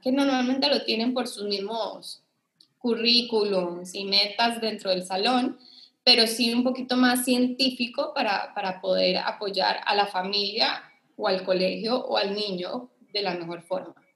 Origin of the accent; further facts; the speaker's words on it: Costa Rica; also born or lived in Colombia; yo soy de Costa Rica